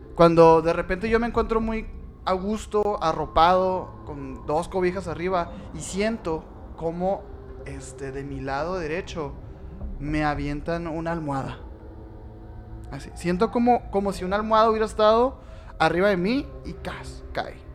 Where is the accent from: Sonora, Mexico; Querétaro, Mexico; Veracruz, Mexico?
Sonora, Mexico; somos de Sonora